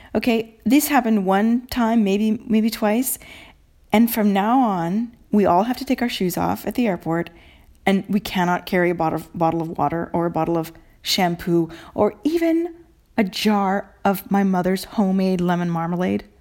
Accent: Mercer Island, Washington, United States; moved away as an adult; now in Italy; Island Books on Mercer Island, Washington, my hometown bookstore

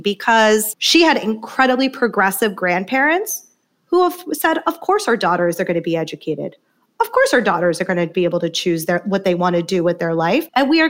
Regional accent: South India, India; And equally as much, I see her as a South Asian woman, and specifically a South Indian woman, which I'm from South India.

